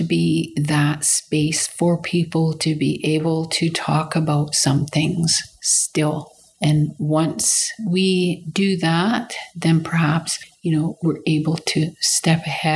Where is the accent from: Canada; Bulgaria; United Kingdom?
Canada; Teslin, Yukon; I am Inland Tlingit from Teslin. This is my hometown where I live